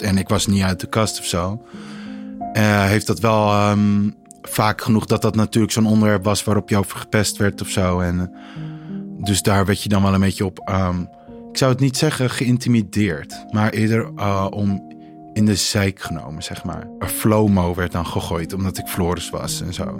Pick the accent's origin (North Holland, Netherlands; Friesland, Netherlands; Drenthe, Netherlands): North Holland, Netherlands; Heemskerk; moved away as an adult; now in Amsterdam, Netherlands; ik kom uit Heemskerk, maar ik woon nu in Amsterdam al 2,5 jaar